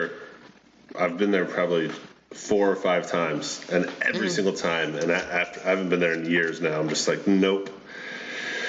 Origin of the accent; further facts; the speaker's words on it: Georgia, United States; Atlanta, Georgia, which is my home state